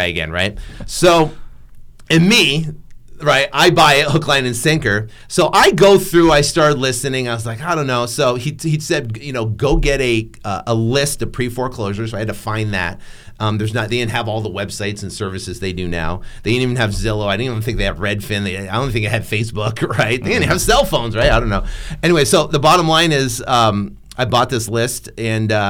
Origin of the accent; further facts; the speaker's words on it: New England, United States; born and raised in New England.